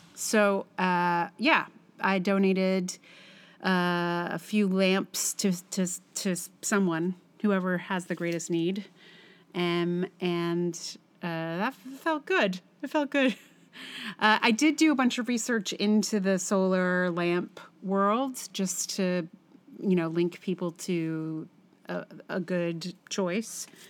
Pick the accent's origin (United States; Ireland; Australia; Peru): United States; Charlottesville, Virginia; my hometown of Charlottesville